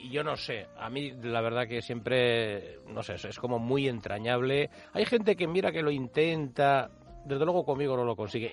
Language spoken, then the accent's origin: Spanish; Spain; los españoles, que somos mucho de salir